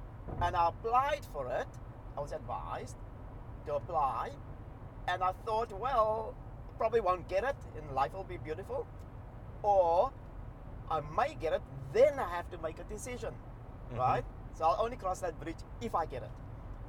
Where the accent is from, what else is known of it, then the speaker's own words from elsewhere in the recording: Cape Town, Western Cape, South Africa; accent: South African; Cape Flats; first language Cape Flats linguistic style (mixture of Afrikaans, English and Malay words); English is a second language; moved away as an adult; now in Australia; I'm from Cape Town